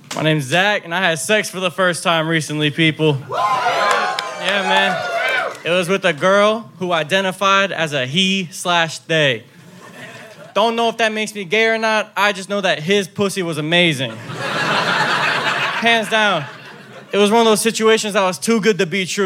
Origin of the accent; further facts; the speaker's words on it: Fort Lauderdale, Florida, United States; I'm actually from Fort Lauderdale